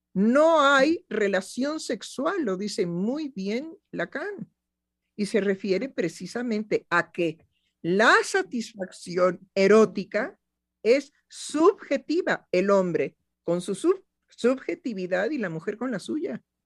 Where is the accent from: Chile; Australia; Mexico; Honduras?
Mexico; como mexicana